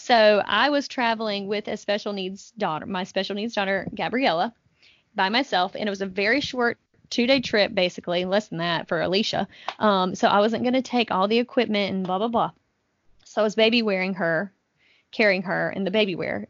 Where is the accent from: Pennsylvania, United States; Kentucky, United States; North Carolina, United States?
North Carolina, United States; I'm from North Carolina